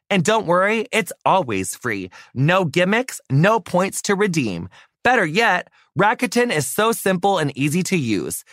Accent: United States; my entire like you know adolescent childhood life in in my hometown

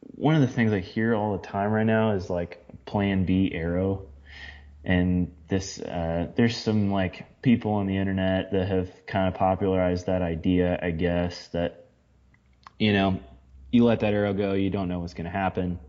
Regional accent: Midwest, United States; growing up in the Midwest, hunting in the Midwest

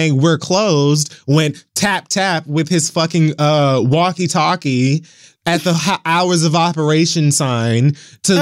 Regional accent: Miami, Florida, United States; moved away; being away from my hometown has allowed me to appreciate it far, far, far more than when I lived here.

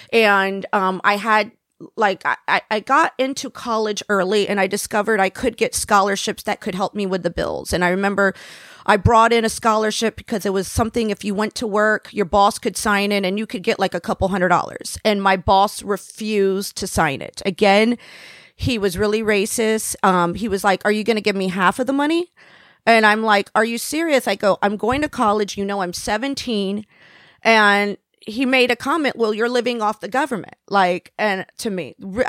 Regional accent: Florida, United States; I was raised down in Florida.

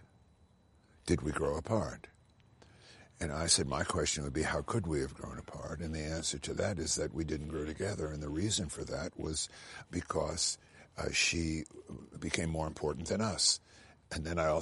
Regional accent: New York City, New York, United States; moved away; I'm from Brooklyn, New York. I was conceived in Far Rockaway and born and brought up in Brooklyn.

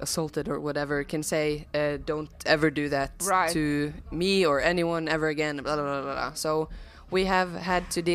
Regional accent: Bergen, Vestland, Norway; first language Norwegian; English is a second language; We're born and raised in Bergen.

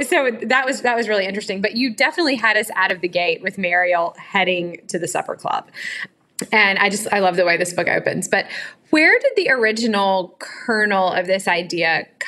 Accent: the South, United States; as a Southerner

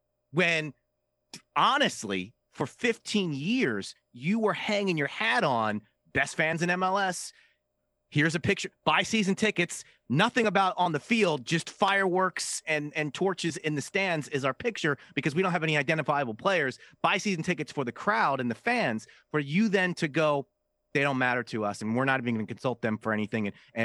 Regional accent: Philadelphia, Pennsylvania, United States; I'm from Philly.

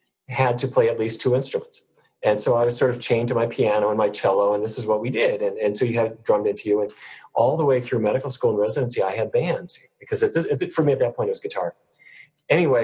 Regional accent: Fargo, North Dakota, United States; grew up in Fargo, North Dakota

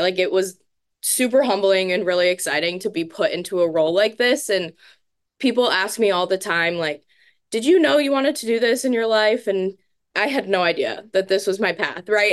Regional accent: Tampa, Florida, United States; moved away as an adult; now in Madison, United States; Where I'm from in Florida, I'm from, like, the Tampa Bay area

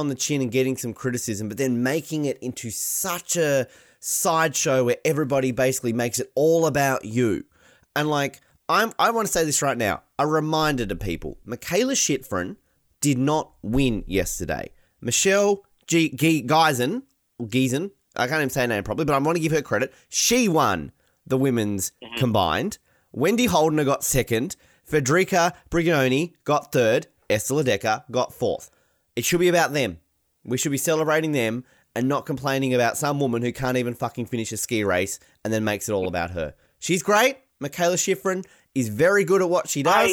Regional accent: Australia; I'm Australian

